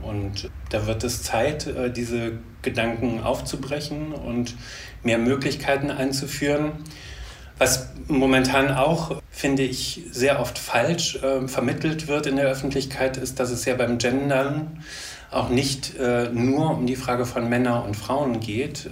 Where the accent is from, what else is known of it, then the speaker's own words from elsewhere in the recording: Leverkusen, North Rhine-Westphalia, Germany; ich komme aus Leverkusen. Äh, ursprünglich bin ich dort geboren und aufgewachsen.